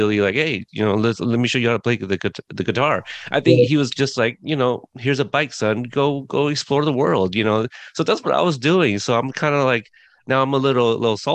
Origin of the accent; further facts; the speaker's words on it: Portland, Oregon, United States; also born or lived in Corpus Christi, Texas; I lived in Southern Texas for a few years before moving up to Portland, Oregon, and been here basically the rest of my life.